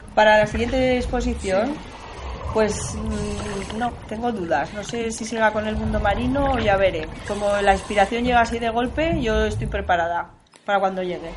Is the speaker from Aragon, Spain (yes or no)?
yes; Zaragoza, Aragon, Spain; yo quiero creer que yo he nacido en Zaragoza, pero soy de la Tierra, del planeta Tierra